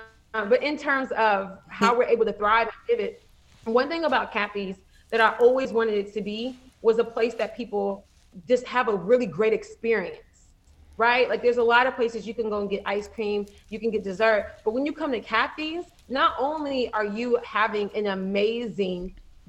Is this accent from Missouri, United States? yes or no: yes; Missouri, United States; moved away as an adult; also born or lived in Atlanta, Georgia; now in Cleveland, United States; So I'm not originally from Cleveland. I'm originally from Missouri.